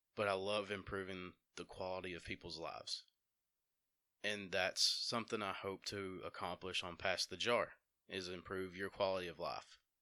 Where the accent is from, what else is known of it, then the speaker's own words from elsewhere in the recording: Dora, Alabama, United States; also born or lived in Empire, Alabama; now in Jasper, United States; I grew up in Dora in Empire, Alabama. I currently reside in Jasper.